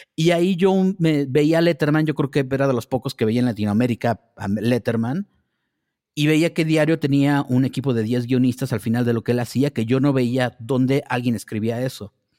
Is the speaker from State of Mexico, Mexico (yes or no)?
yes; Naucalpan, State of Mexico, Mexico; also born or lived in Tampico, Tamaulipas; nací en Tampico, Tamaulipas, pero me fui de vivir de ahí desde que tenía seis años y llegué a vivir a Ciudad Satélite